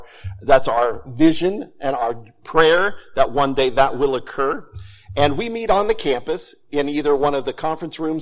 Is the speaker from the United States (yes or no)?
yes; Hutchinson, Kansas, United States; moved away as an adult; also born or lived in Fort Myers, Florida; now in St. Joseph, United States; we are originally from Hutchinson, Kansas